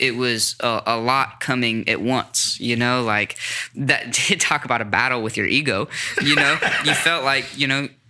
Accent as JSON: {"language": "English", "town": "Sacramento", "region": "California", "country": "United States", "also_born_or_lived": "Los Angeles", "said": "I'm from Sacramento"}